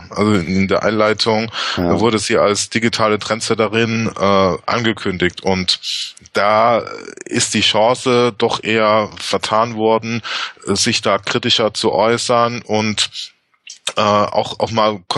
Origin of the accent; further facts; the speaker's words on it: Berlin, Germany; now in Lübeck, Germany; ich komme jetzt aus Berlin und bin jetzt in Lübeck